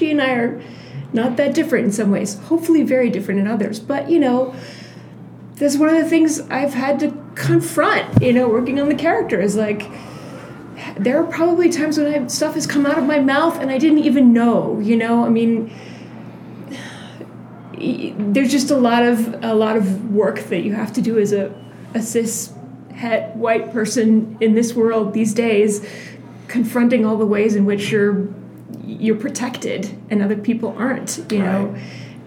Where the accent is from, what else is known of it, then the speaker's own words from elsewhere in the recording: Boston, Massachusetts, United States; I am also from the Boston area.